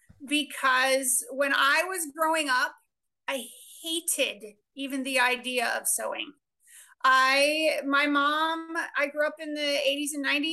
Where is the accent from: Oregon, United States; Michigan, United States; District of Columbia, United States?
Oregon, United States; moved away as an adult; also born or lived in Mississippi / Connecticut; now in Washington, D.C., United States; I grew up on the West Coast out in Oregon